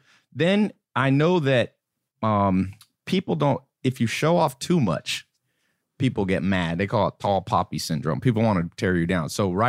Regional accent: North Carolina, United States; also born or lived in Los Angeles / San Diego; And then lived in San Diego for a little while and then went to North Carolina. Mm. And so lived in a mobile home there growing up.

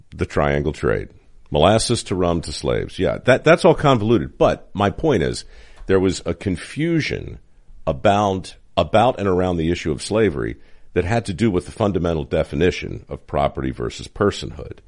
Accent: Baltimore, Maryland, United States; moved away; I grew up in Baltimore

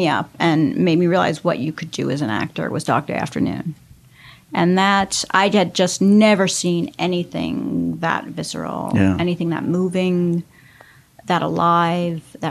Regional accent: Los Angeles, California, United States; I grew up in Hollywood

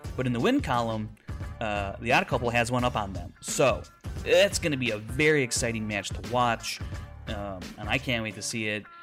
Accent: Chicago, Illinois, United States; my hometown of Chicago.

